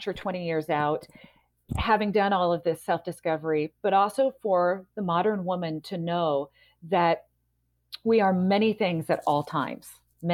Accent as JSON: {"language": "English", "town": "Portland", "region": "Oregon", "country": "United States", "tie": "born or raised there", "said": "in Portland, in my hometown"}